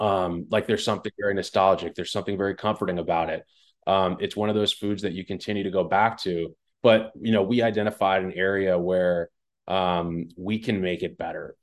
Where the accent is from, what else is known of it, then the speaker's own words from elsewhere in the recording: West Long Branch, New Jersey, United States; I grew up in Jersey